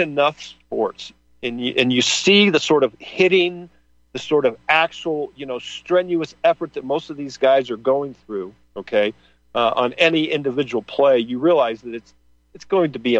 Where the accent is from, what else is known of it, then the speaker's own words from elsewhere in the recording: Midwest, United States; now in California, United States; growing up in the Midwest